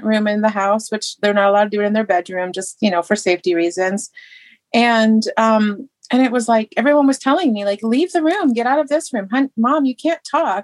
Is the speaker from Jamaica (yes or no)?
no; England, United Kingdom; now in United States; I grew up in England